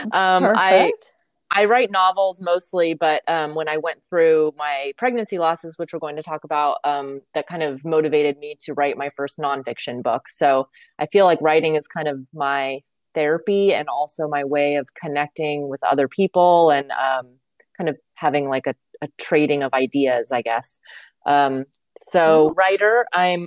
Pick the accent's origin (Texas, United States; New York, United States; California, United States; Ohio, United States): California, United States; grew up in California